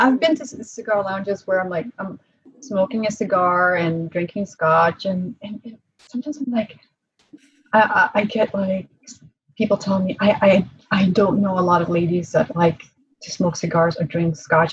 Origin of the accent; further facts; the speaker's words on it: Prague, Czechia; moved away; I was born in Prague in Czech Republic.